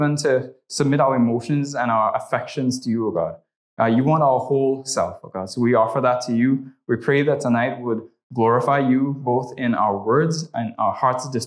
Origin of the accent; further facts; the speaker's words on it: Trinidad & Tobago; moved away; I'm originally from Trinidad and Tobago, so if you hear the accent, that's where that's from